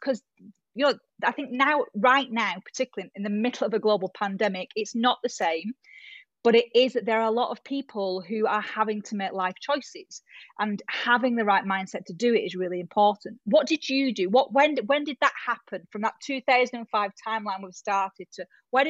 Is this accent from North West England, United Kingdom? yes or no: yes; Bolton, North West England, United Kingdom; accent: Bolton; It is, yes, with my Bolton accent.